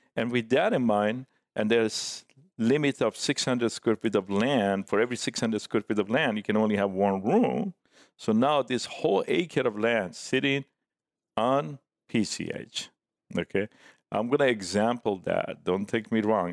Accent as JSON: {"language": "English", "town": "Tehran", "region": "Tehran Province", "country": "Iran", "tie": "born or raised there", "also_born_or_lived": "San Diego / Orange County", "second_language": "English", "moved": "yes", "lives_now": "Laguna Beach, United States", "said": "back in Tehran when I grew up, uh, as a young man"}